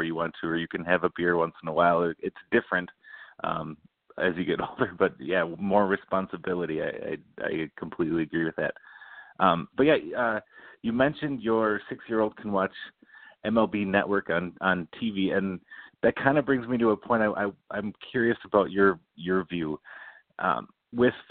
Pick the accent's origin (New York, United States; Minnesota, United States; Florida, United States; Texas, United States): Minnesota, United States; Cottage Grove; I grew up in Cottage Grove, not far from West St. Paul